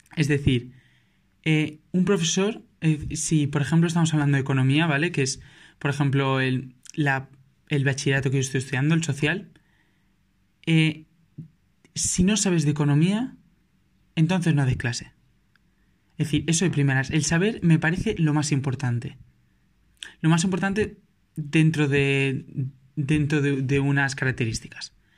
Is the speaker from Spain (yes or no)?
yes; Valencia, Valencian Community, Spain; yo soy de Valencia